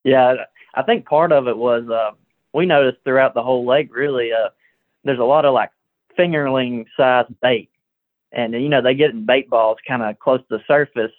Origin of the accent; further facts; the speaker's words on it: Gadsden, Alabama, United States; I'm from Gadsden